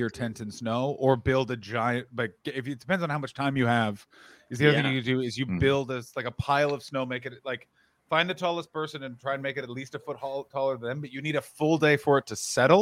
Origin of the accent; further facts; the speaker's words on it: Ottawa, Ontario, Canada; moved away as an adult; now in United States; So I grew up in Ottawa. Oh my God. Grew up in Ottawa